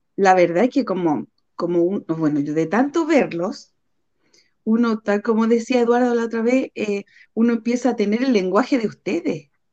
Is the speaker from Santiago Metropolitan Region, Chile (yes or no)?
yes; Puente Alto, Santiago Metropolitan Region, Chile; soy de Puente Alto